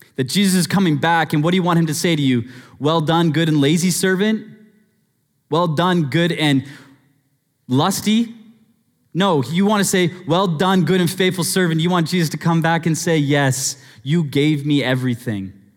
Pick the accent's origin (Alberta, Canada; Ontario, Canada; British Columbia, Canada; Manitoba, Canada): British Columbia, Canada; Abbotsford; growing up in Abbotsford